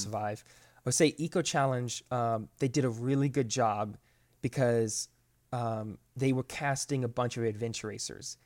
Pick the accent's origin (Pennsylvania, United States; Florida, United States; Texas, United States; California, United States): Florida, United States; moved away as an adult; now in Georgia, United States; I grew up in Florida my whole life, but I moved up here five years ago, up to Georgia